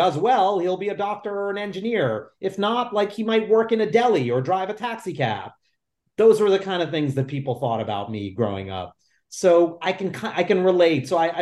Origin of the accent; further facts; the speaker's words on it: New York City, New York, United States; I was considered a weirdo Indian kid growing up in the Lower East Side of New York City